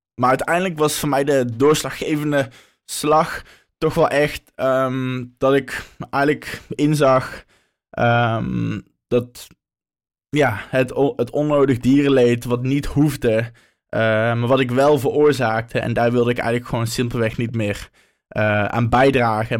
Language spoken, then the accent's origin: Dutch; North Brabant, Netherlands; moved away as an adult; now in Amsterdam, Netherlands; Oorspronkelijk kom ik uit Brabant, maar nu woon ik al een aantal jaar in Amsterdam